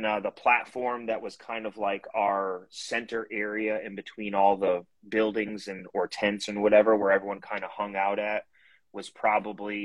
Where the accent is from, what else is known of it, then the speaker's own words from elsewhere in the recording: Connecticut, United States; moved away as an adult; I'm originally from Connecticut